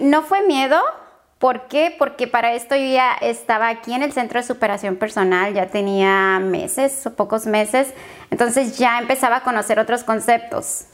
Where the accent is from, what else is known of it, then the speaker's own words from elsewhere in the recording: Tijuana, Baja California, Mexico; moved away as an adult; now in San Diego, United States; Soy de Tijuana, Baja California, México